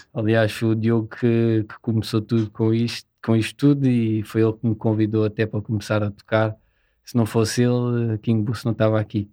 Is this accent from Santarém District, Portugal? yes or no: no; Seixal, Lisbon, Portugal; somos da Margem Sul, do Seixal.